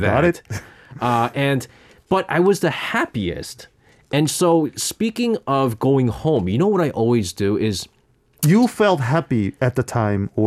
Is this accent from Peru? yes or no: no; South Korea; Because that was I was when I was growing up in Korea, you know